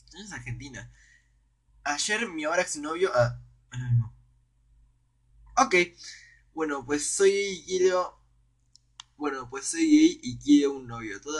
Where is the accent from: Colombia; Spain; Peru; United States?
Spain; Soy español y vine intercambio. Cono o sea, fue intercambio a Chile.